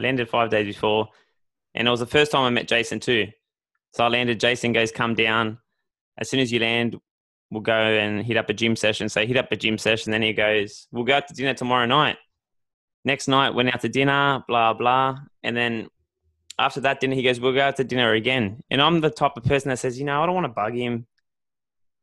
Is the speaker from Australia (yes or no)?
yes; Australia; we're Australian